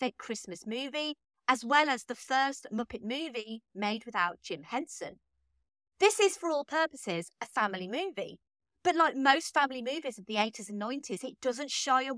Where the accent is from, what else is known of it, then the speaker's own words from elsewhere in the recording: United Kingdom; As a British lover of this movie